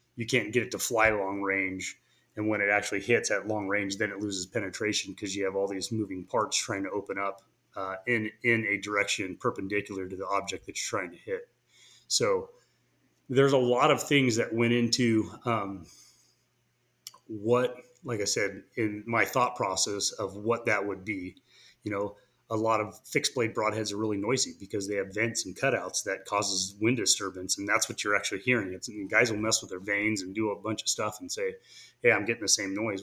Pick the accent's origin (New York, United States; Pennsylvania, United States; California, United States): California, United States; moved away as an adult; now in Boise, United States; I was initially from California